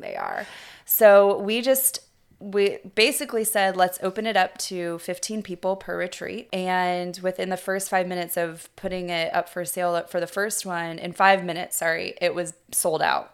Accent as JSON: {"language": "English", "town": "Kings Beach", "region": "California", "country": "United States", "tie": "born or raised there", "said": "I grew up in Kings Beach, California, which is, uh, Lake Tahoe, California, and I grew up on the lake"}